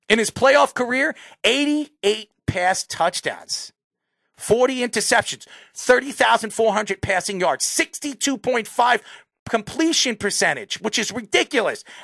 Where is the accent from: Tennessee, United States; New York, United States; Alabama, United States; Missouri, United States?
New York, United States; I'm a New Yorker.